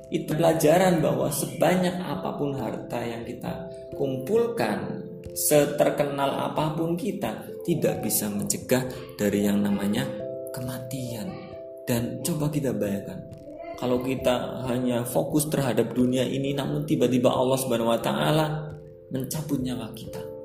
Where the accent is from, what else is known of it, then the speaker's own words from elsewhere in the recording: Cilacap, Central Java, Indonesia; accent: Ngapak; Saya asli Cilacap, kelahiran Cilacap, dan asli Wong Ngapak